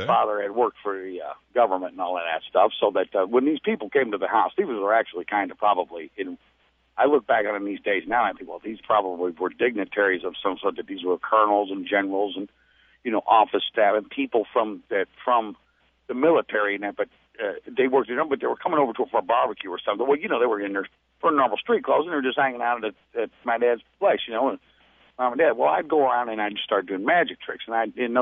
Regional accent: St. Louis, Missouri, United States; I'm from St. Louis.

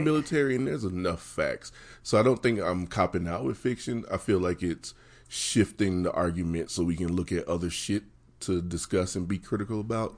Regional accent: West Virginia, United States; moved away as an adult; now in Denver, United States; growing up in West Virginia, um, growing up in poverty in a small town

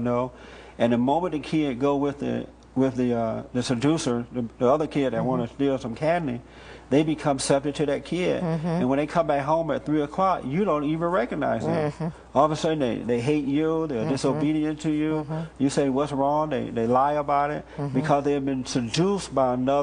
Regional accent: United States; I'm American. I'm not Afro-American. I am 100% American

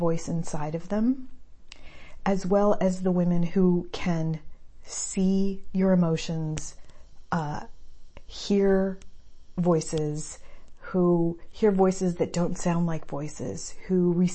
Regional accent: El Paso, Texas, United States; I grew up in El Paso

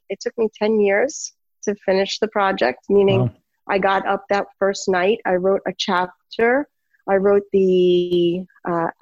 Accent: New York City, New York, United States; I'm from New York City

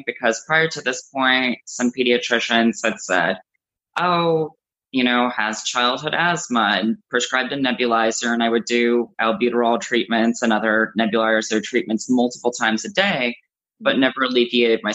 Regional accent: South Florida, United States; I grew up in South Florida

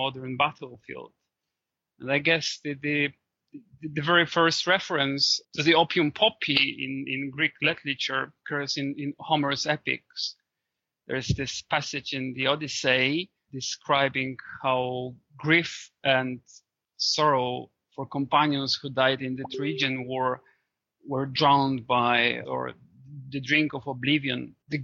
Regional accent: Poland; my home country, Poland.

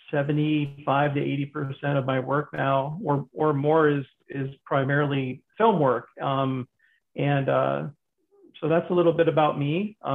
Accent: Pennsylvania, United States; born there; also born or lived in New York / Florida / Michigan; now in Arizona, United States; I was born in Pennsylvania, and I've I've lived in Florida

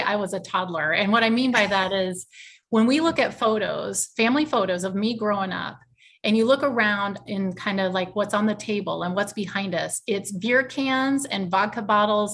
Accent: Iowa, United States; I'm originally from Iowa, and I still live in Iowa

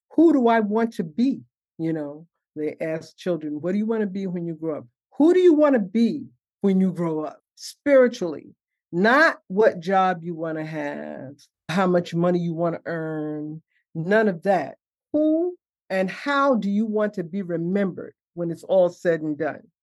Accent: New York City, New York, United States; also born or lived in Harlem, New York City; I grew up in Bed-Stuy, born in Harlem. We moved to uh, Brooklyn when I was six

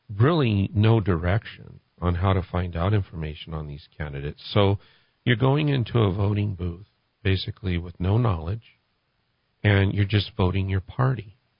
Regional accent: California, United States; moved away as an adult; now in New Mexico, United States; I'm originally from California, and I moved here in 2017

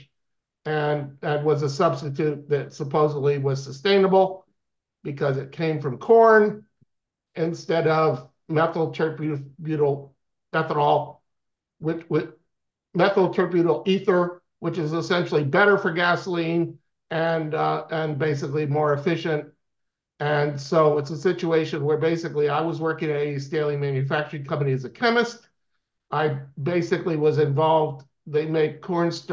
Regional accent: Swarthmore, Pennsylvania, United States; also born or lived in Briarcliff Manor, New York; now in North Carolina, United States; I grew up in Swarthmore, Pennsylvania, near Philadelphia

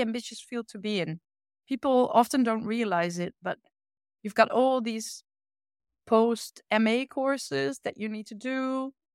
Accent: Achterhoek, Gelderland, Netherlands; English is a second language; now in Utrecht, Netherlands; I grew up in that side of the Netherlands in a small village

